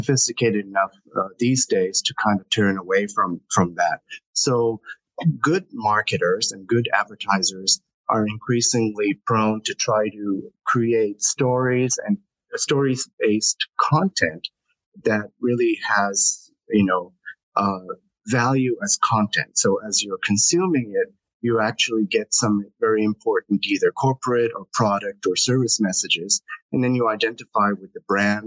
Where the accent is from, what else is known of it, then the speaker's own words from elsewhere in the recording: Kobe, Hyogo, Japan; I'm born and raised in Japan